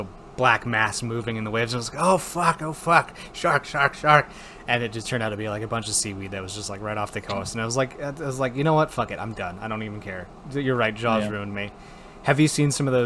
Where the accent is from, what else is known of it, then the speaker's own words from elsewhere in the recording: Wisconsin, United States; moved away; I was from Wisconsin